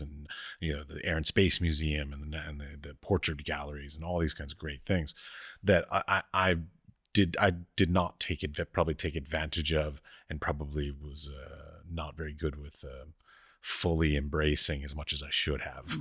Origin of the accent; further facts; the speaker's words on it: Washington, District of Columbia, United States; growing up in Washington, D C